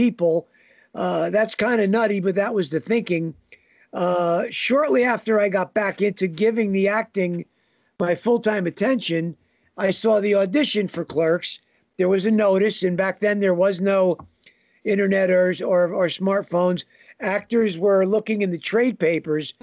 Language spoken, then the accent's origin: English; Northern New Jersey, United States; I'm a New Jersey guy and have been from day one. Northern New Jersey